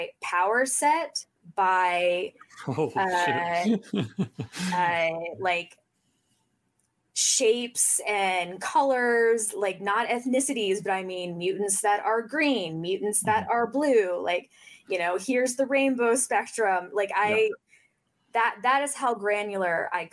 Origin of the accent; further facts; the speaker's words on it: Oxford, Mississippi, United States; I grew up in William Faulkner's house in Mississippi